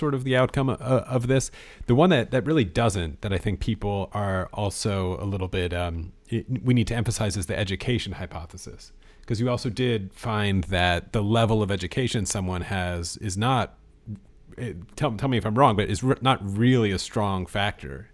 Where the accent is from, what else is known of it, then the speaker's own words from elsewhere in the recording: United States; I'm an American